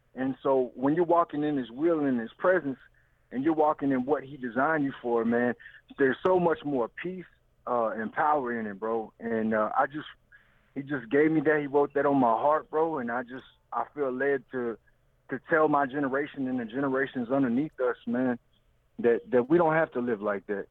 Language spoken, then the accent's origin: English; Louisiana, United States; I'm from Louisiana